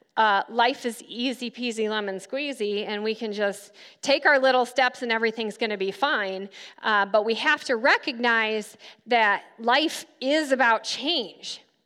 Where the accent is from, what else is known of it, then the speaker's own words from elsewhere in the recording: Grand Rapids, Michigan, United States; moved away as an adult; also born or lived in Silver Lake Sand Dunes, Michigan; now in Kansas, United States; I grew up in Grand Rapids, but I lived right here at Silver Lake Sand Dunes for about five years